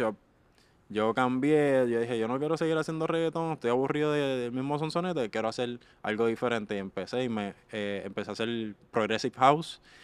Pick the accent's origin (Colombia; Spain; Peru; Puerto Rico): Puerto Rico; Carolina; de Carolina, Puerto Rico